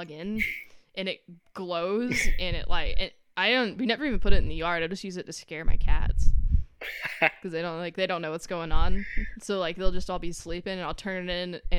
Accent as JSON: {"language": "English", "region": "the South", "country": "United States", "tie": "born or raised there", "said": "I grew up in the South."}